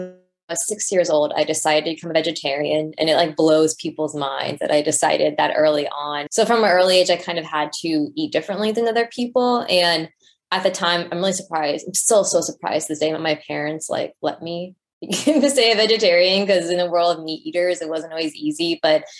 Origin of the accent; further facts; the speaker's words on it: Houston, Texas, United States; I'm from Houston, Texas